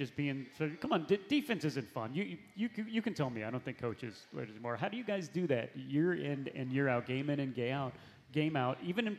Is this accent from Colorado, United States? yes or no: no; Missouri, United States; moved away; So I'm from Missouri.